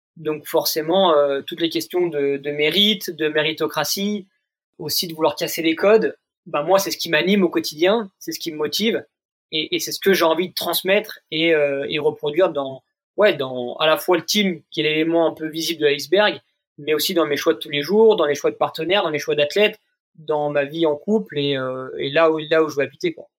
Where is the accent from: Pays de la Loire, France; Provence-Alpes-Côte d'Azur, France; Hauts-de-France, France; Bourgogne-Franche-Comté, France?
Bourgogne-Franche-Comté, France; Jura; now in Vanoise, France; j'ai grandi dans le Jura